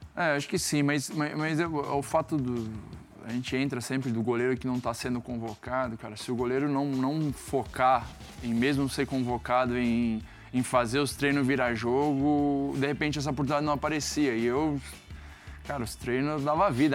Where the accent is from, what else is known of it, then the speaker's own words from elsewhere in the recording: South Region, Brazil; moved away as an adult; also born or lived in Netherlands; eu saí do Sul, novo, e fui